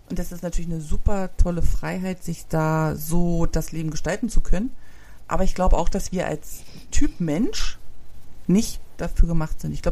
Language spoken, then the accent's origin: German; East Germany, Germany; also ich komme aus der DDR und den gibt's ja nicht mehr.